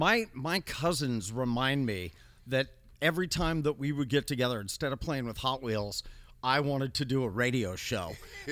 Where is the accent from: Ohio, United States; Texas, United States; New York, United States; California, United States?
California, United States; Northern California.